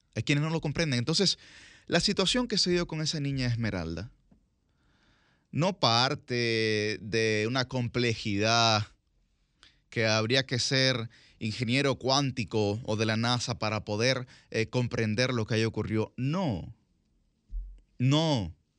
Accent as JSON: {"language": "Spanish", "country": "Dominican Republic", "said": "nosotros, como sociedad dominicana, vivimos profundamente envainados"}